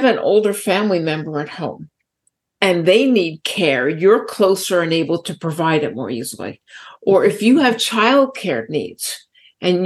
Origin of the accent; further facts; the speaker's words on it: New York City, New York, United States; Growing up in New York City